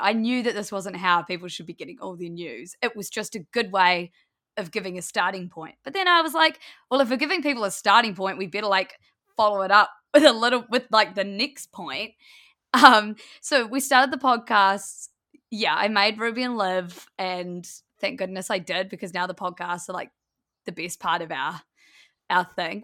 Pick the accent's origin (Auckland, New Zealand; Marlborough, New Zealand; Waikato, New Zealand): Marlborough, New Zealand; Blenheim; moved away as an adult; also born or lived in Wellington, New Zealand; We grew up in Blenheim, which is a small town in the South Island of New Zealand.